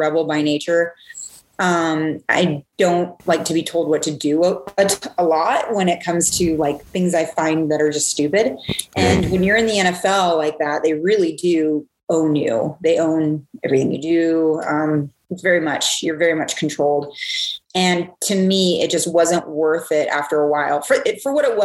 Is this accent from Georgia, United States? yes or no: no; Seattle, Washington, United States; moved away as an adult; also born or lived in Hawaii / Atlanta; I've lived all over the place, all over the country. I grew up in Seattle